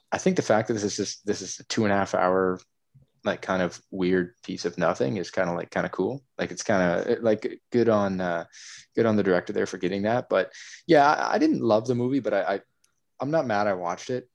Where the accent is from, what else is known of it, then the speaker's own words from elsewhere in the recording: Canada; since I'm Canadian